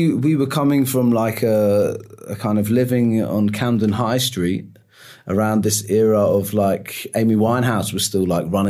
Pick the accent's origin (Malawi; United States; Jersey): Jersey; moved away as an adult; also born or lived in London / Liverpool; now in Munich, Germany; I was actually born in Jersey in the Channel Islands.